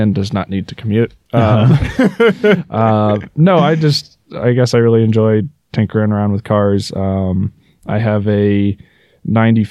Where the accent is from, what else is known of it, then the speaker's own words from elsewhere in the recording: Maine, United States; moved away as an adult; also born or lived in Colorado; now in Vail, United States; I'm from Maine. I moved out to Colorado about 4 years ago